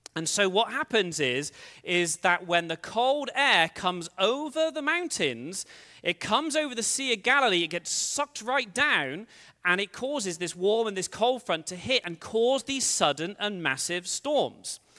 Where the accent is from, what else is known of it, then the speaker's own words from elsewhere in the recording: England, United Kingdom; moved away as an adult; now in United States; I'm from England originally. Uh, I've lived in the States for sixteen years